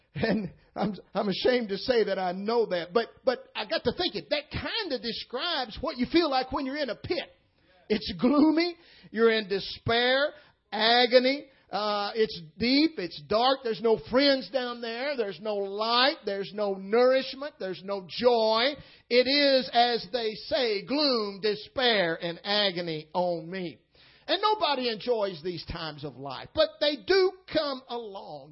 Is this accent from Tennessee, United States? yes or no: yes; Tennessee, United States; moved away as an adult; now in St. Louis, United States; I'm uh, born and raised in Tennessee and just recently moved to St. Louis